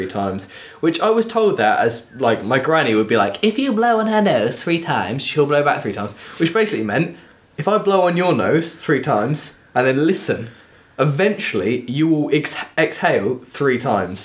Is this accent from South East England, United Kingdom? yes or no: yes; Kent, South East England, United Kingdom; I'm from Kent.